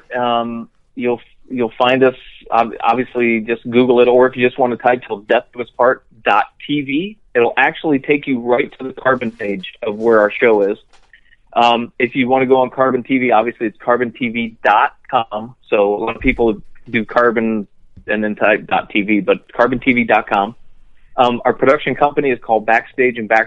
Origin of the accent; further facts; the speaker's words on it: Florida, United States; I grew up in Florida